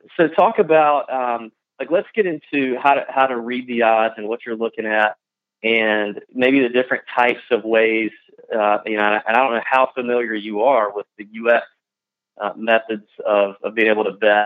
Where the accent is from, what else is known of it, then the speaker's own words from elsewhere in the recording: the South, United States; the two Southerners here with me and Pat talking slow and saying funny things